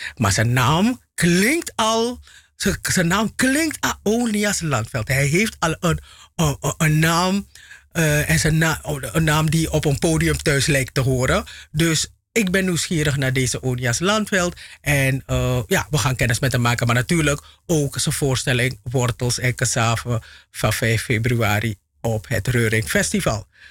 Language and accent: Dutch; Suriname; mijn geboorteland Suriname